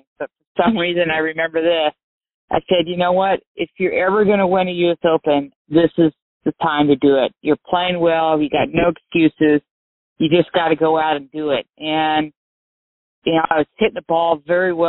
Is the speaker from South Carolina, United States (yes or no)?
no; Santa Cruz, California, United States; I grew up at a golf course in Santa Cruz called Pasatiempo